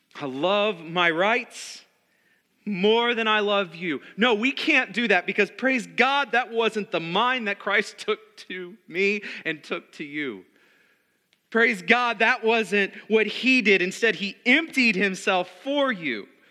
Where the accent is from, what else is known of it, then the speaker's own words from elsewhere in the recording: United States; Being American